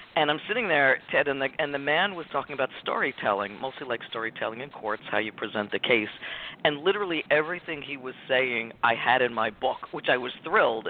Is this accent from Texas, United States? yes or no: no; Richfield, New Jersey, United States; I was born and raised in Richfield, New Jersey, by a single mom